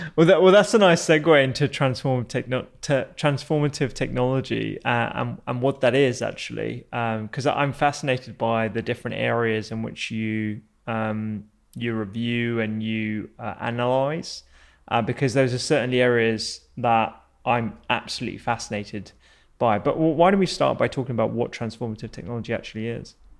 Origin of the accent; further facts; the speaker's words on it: United Kingdom; we got Dynasty over here in the UK a little bit later